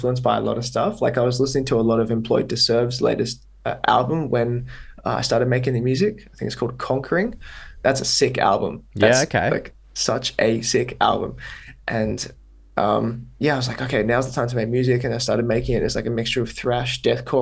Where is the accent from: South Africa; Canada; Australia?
Australia; accent: Australian; now in Netherlands; I don't speak with my full-on Australian accent. Yeah. I mean, to be fair, my accent is not like crazy Australian.